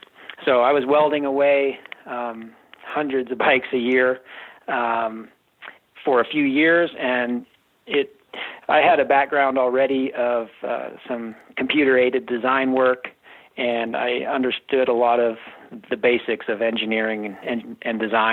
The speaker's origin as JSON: {"language": "English", "region": "Oregon", "country": "United States", "tie": "born or raised there", "lives_now": "Steamboat Springs, United States", "said": "And I grew up skiing on Mount Hood."}